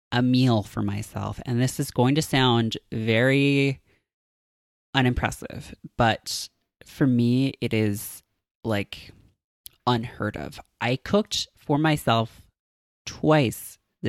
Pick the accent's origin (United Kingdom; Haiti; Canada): Canada; Toronto, Ontario; now in New York, United States; when I go back to Toronto